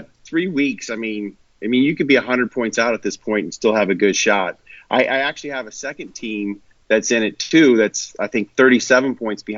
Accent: Kansas City, United States; I grew up in Kansas City

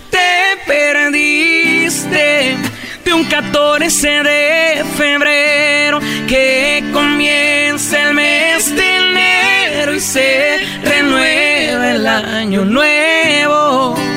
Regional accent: Monterrey, Nuevo León, Mexico; Yo soy de Monterrey.

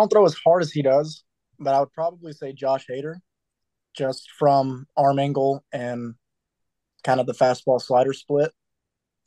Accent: Atlanta, Georgia, United States; my hometown team

